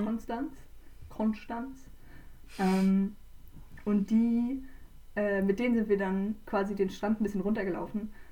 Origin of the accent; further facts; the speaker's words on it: Switzerland; wir kommen ja auch aus der Schweiz